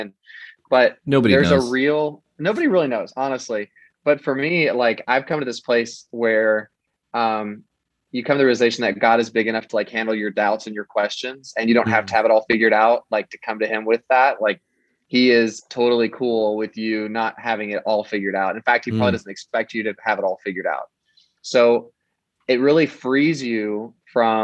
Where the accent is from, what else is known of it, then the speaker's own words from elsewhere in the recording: Kansas, United States; also born or lived in Florida; growing up in Kansas and where I live now, almost every person here is white. Like our state is almost entirely white